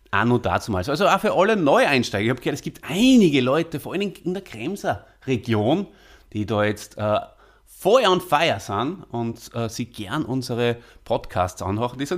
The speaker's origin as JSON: {"language": "German", "region": "Salzburg", "country": "Austria", "said": "ein waschechter Stierwascher, wie äh, wir Salzburger ja bezeichnet werden."}